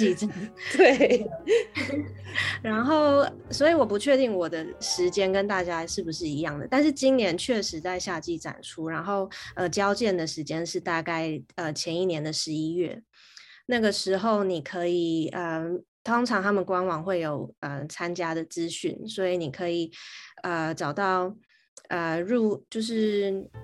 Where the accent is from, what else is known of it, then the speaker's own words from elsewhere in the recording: Taiwan; first language Chinese; moved away as an adult; also born or lived in Canada; now in London, United Kingdom; 在回台湾又要开始念书的时候